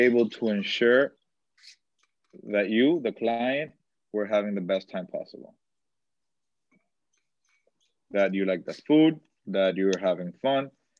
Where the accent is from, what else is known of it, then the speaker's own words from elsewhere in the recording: Dominican Republic; Dominicans, we're regateadores